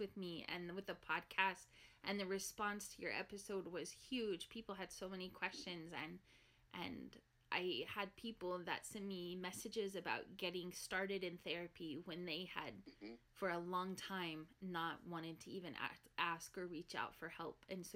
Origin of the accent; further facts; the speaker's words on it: Oklahoma, United States; Growing up in Oklahoma